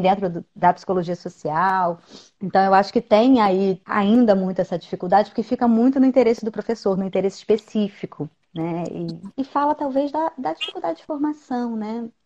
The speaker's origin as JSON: {"language": "Portuguese", "region": "Rio de Janeiro", "country": "Brazil", "said": "eu sou do Rio de Janeiro"}